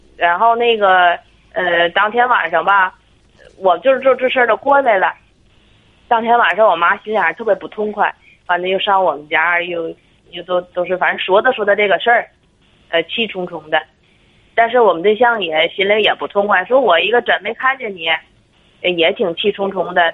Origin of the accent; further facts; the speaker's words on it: Tangshan, Hebei, China; 我是他山本地的